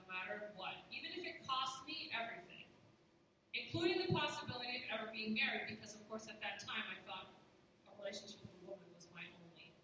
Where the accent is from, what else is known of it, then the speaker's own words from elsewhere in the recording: New Hampshire, United States; I'm from New Hampshire